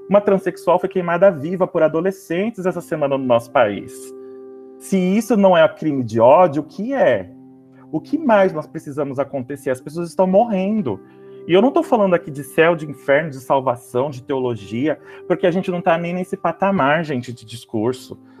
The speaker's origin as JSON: {"language": "Portuguese", "country": "Brazil", "said": "E isso me, me indigna como, como brasileiro, como sociedade, como cristão."}